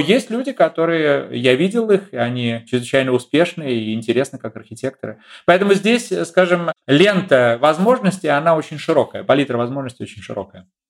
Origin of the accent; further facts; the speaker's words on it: Saint Petersburg, Russia; moved away as an adult; now in Germany; в э, моем родном городе, в Ленинграде, в Петербурге